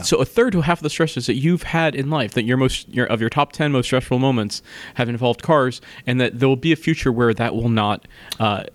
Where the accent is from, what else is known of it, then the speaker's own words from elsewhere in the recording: East Coast, United States; I grew up on the East Coast, by the way, but just in the suburbs